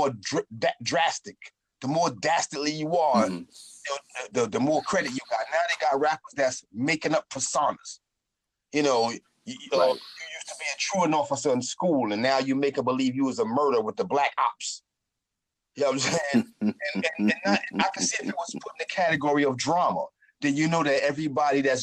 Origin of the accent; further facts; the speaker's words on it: New York City, New York, United States; moved away as an adult; also born or lived in Harlem / Brooklyn / Queens / Manhattan; now in New Jersey, United States; I'm from New York. I can say specifically, but I lived in every borough except for Staten Island. So like, I'm like a native New York.